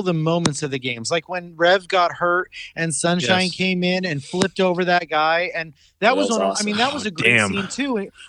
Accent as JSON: {"language": "English", "region": "California", "country": "United States", "said": "we're all from California."}